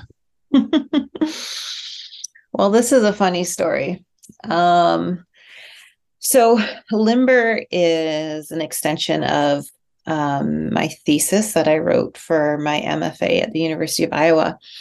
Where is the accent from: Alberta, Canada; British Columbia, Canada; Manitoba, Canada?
Alberta, Canada; outside Edmonton, rural; I grew up in Alberta, outside about 40 minutes outside of Edmonton in rural Alberta